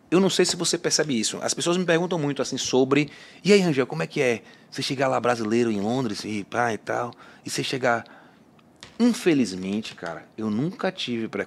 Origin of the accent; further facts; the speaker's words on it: Bahia, Brazil; now in São Paulo, Brazil; Então, tipo assim, é o que eu falo, bicho, sou da Bahia, mas eu sou. Antigamente, chegava aqui em São Paulo, em outros lugares também do Brasil, meio de cabeça baixa é da Bahia, sou, ei, é, baiana, né